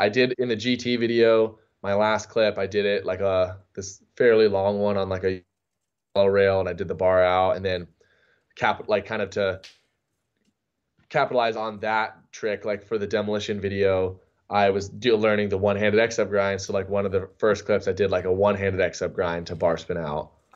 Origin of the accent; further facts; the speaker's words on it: San Diego, California, United States; growing up in San Diego